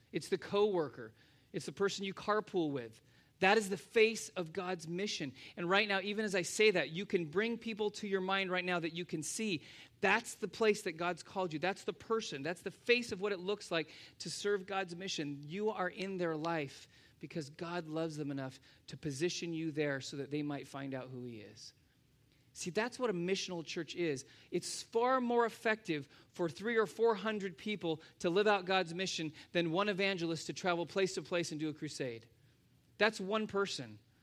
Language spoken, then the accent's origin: English; United States; as Americans